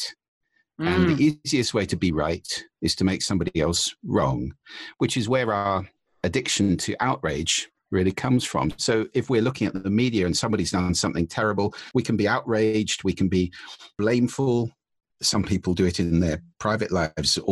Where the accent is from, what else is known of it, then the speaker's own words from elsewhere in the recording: United Kingdom; as a Brit